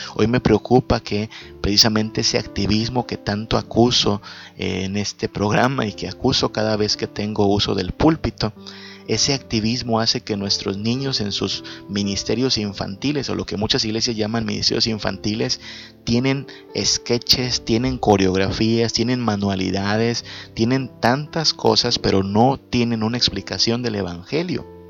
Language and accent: Spanish; Yucatán Peninsula, Mexico; Acá en la península le decimos a esto ser chechón, ser llorón.